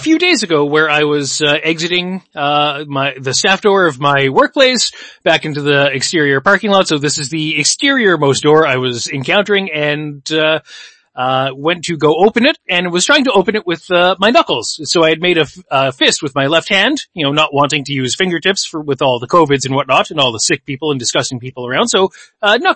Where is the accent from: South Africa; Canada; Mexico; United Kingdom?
Canada; Winnipeg, Manitoba; we are from Winnipeg, we have spent our whole lives here